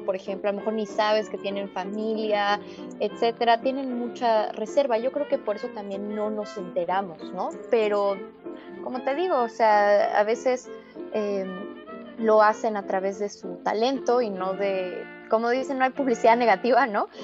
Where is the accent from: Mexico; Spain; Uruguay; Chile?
Mexico; como mexicana que soy